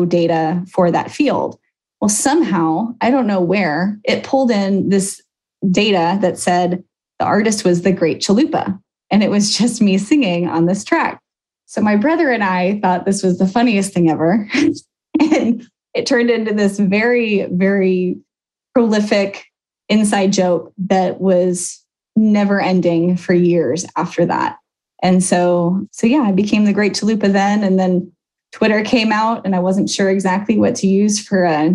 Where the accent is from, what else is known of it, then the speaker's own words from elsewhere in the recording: Chicago, Illinois, United States; I grew up outside Chicago